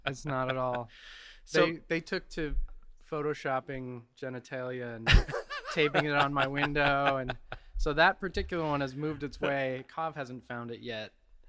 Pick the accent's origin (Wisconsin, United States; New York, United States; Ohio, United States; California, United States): California, United States; Los Angeles; also born or lived in Tarzana / Encino; I grew up in San Fernando Valley.